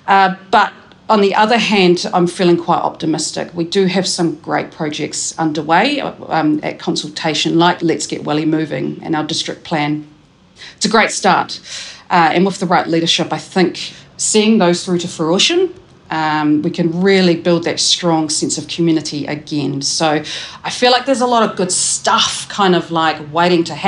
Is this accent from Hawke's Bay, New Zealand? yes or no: no; Taranaki, New Zealand; moved away as an adult; also born or lived in Cannons Creek, Porirua; now in Wellington, New Zealand; I grew up in Cannons Creek in Porirua before moving to Taranaki when I was about 7